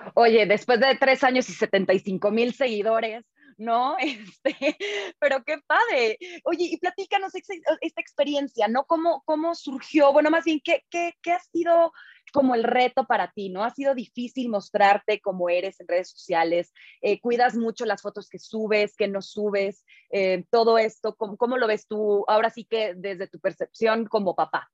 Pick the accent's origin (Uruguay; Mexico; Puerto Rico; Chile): Mexico; Veracruz; moved away; yo me crié en Veracruz, en un pueblillo por allá